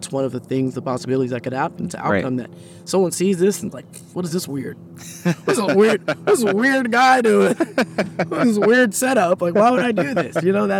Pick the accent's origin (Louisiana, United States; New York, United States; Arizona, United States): Arizona, United States; Phoenix; now in Los Angeles, United States; And I've learned to appreciate it in because when I come from Phoenix.